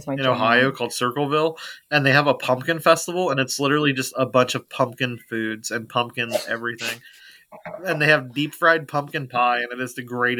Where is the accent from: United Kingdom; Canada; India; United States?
United Kingdom; I'm British